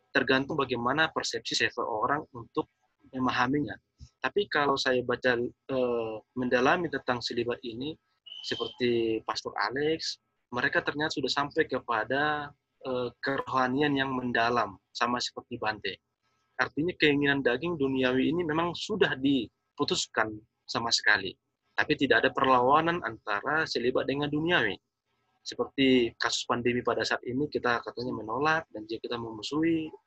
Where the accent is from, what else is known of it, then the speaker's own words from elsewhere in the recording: North Sumatra, Indonesia; Kalau dalam kami orang Batak yang menekankan bahwa anak itu adalah kekayaan.